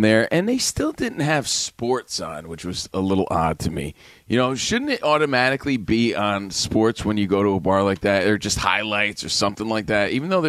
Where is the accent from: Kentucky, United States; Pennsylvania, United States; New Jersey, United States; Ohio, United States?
New Jersey, United States; Union; I'm from Union, New Jersey, so this is how things go here.